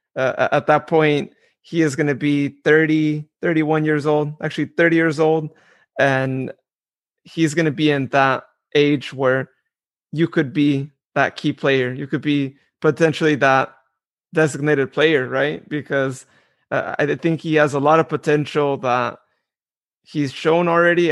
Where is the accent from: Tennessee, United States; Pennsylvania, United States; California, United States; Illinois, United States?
California, United States; Modesto; I'm from Modesto.